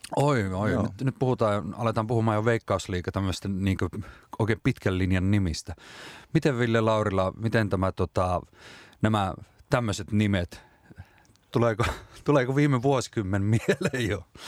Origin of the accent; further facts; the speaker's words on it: Rovaniemi, Lapland, Finland; kotikaupunkini ylpeys Robson